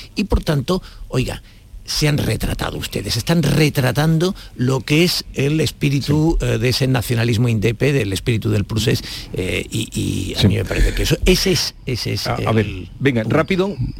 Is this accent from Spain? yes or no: yes; Andalusia, Spain; yo no me siento ofendida como andaluza